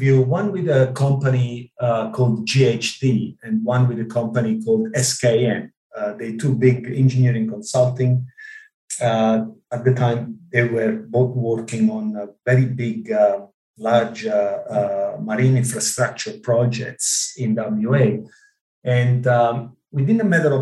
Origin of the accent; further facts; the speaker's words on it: Ischia, Campania, Italy; English is a second language; moved away as an adult; also born or lived in Rome, Italy; now in Australia; I grew up in a small island in the Mediterranean called Ischia